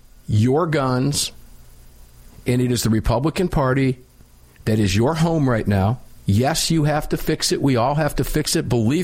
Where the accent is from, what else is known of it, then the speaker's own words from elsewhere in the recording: Florida, United States; Obviously, I came here from Florida, and I consider Florida to be my home.